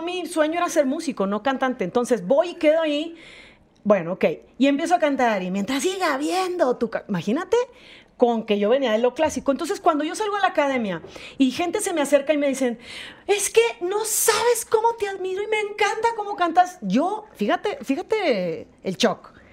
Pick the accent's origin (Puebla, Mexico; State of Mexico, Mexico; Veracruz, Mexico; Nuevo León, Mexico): Nuevo León, Mexico; Monterrey; accent: norteña; moved away as an adult; now in Mexico City, Mexico; yo somos de Monterrey.